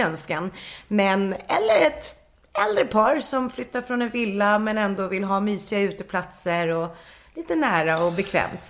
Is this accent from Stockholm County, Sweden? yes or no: yes; Nacka, Stockholm County, Sweden; also born or lived in Mallorca / Las Palmas / Värmland; jag vill bara bo i Nacka, för jag kommer ju från Nacka